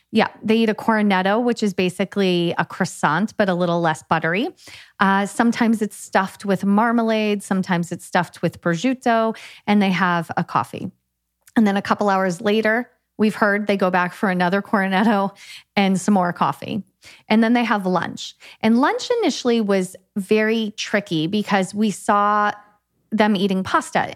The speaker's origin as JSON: {"language": "English", "country": "United States", "also_born_or_lived": "California", "moved": "as an adult", "lives_now": "Italy", "said": "being an American"}